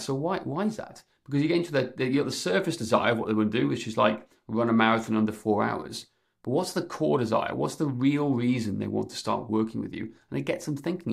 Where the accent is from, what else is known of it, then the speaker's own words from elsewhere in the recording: Wales, United Kingdom; I'm, I'm from Wales